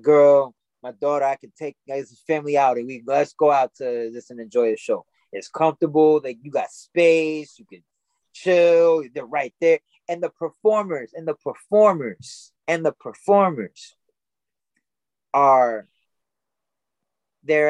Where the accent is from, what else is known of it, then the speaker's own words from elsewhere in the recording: Rockland County, New York, United States; I grew up in Rockland County, New York. It's about 30 minutes north of the city